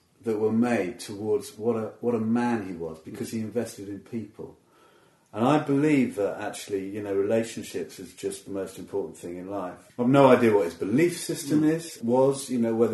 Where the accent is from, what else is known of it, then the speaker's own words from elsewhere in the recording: Watford, East of England, United Kingdom; I grew up around Watford area